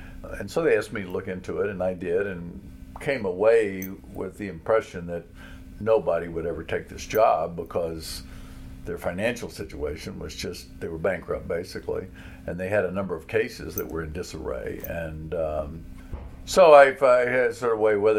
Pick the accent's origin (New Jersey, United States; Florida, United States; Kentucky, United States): Kentucky, United States; Danville; I grew up here in Danville during the Martin Luther King era